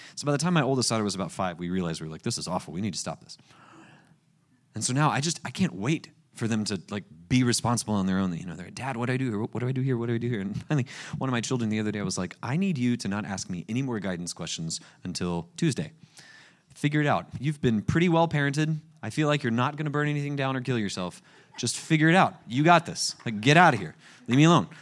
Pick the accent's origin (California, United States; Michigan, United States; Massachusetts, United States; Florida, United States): Florida, United States; Panama City Beach; I grew up at the place, uh, Panama City Beach. It's where I was born and raised